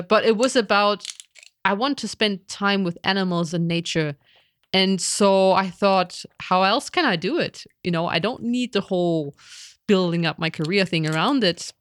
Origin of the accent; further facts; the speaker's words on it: East Germany, Germany; I grew up in East Germany when we had a socialism